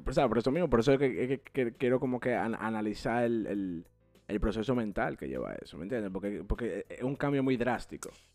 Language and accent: Spanish; Dominican Republic; now in United States; nosotros los cuatro, somos dominicanos